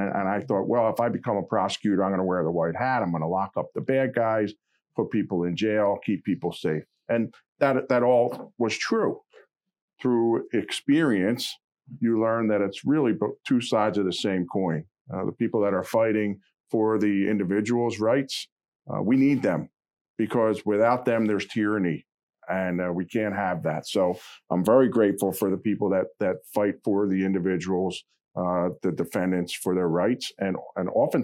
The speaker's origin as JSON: {"language": "English", "area": "Bucks County", "region": "Pennsylvania", "country": "United States", "tie": "born or raised there", "said": "I grew up here in Bucks County"}